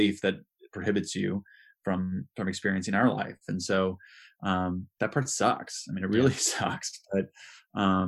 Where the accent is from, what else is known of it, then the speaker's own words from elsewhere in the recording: Midwest, United States; I grew up here in the Midwest